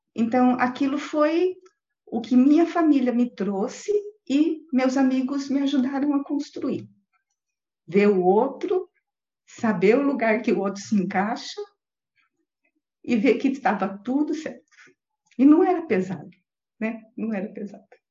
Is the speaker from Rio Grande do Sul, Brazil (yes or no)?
no; interior of Paraná, Brazil; also born or lived in São Paulo, São Paulo, Brazil; Eu sou de São Paulo, capital, e vim para o interior do Paraná